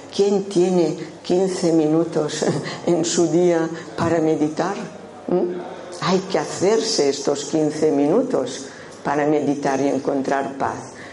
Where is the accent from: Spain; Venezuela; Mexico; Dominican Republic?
Spain; Menorca, Balearic Islands; accent: un poco rarillo; now in Málaga, Spain; nací en Menorca, por esto tengo este acento un poco rarillo